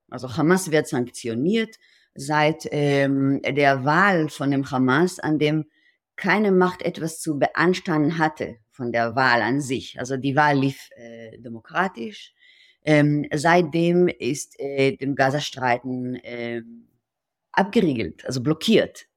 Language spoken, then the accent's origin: German; Israel; German is a second language; moved away as an adult; now in Berlin, Germany; ich bin in Israel geboren und mit 37 ähm, nach Berlin gekommen